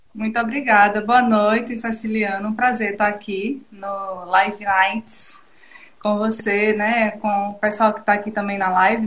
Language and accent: Portuguese; Feira Grande, Alagoas, Brazil; also born or lived in Arapiraca; a Arapiraca é a cidade que eu nasci, mas o berço que eu fui criada foi Feira Grande